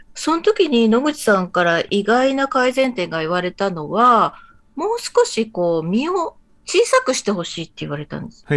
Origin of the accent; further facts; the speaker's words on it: Fukui, Japan; 福井県出身なんですね、実は。で、あの、地元なんですけど